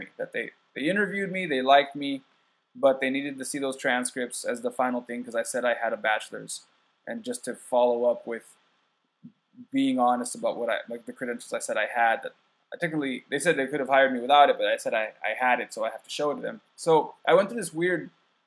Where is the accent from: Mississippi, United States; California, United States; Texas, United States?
California, United States; Escondido; now in Japan; I came from California, Southern California, from San Diego, and I came from like a poorer area of San Diego called Escondido, and there was a lot of gang violence and stuff